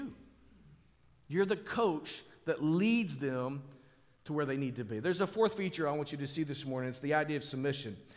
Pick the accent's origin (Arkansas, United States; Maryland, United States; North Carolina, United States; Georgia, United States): Arkansas, United States; Springdale; we lived in an apartment complex on the north end of my hometown, Springdale